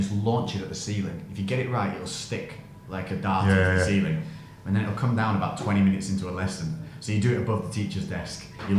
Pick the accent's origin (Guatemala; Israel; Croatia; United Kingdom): United Kingdom; Lancashire, North West England; also born or lived in Grantham, Lincolnshire; grew up in Lancashire, in... Up north.